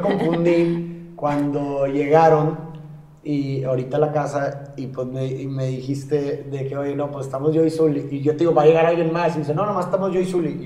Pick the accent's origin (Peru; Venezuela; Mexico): Mexico; Monterrey, Nuevo León; yo como regio de aquí en Monterrey